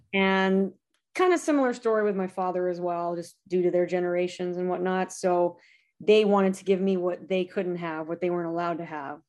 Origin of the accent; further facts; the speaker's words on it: Lancaster, California, United States; It's called Lancaster, California.